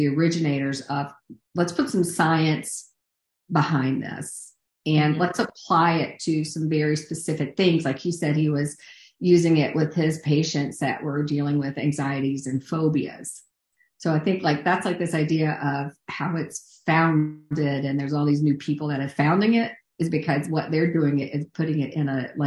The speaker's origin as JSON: {"language": "English", "region": "North Carolina", "country": "United States", "said": "And I'm from North Carolina"}